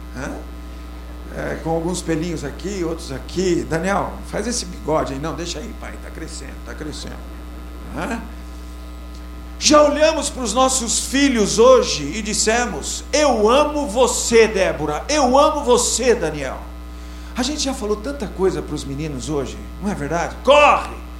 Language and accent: Portuguese; Sorocaba, São Paulo, Brazil; eu sou de Sorocaba, 40 graus centígrados